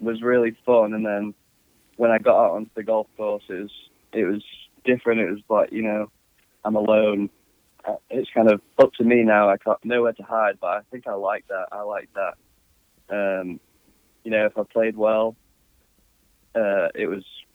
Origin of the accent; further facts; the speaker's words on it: England, United Kingdom; moved away as an adult; now in United States; I grew up in England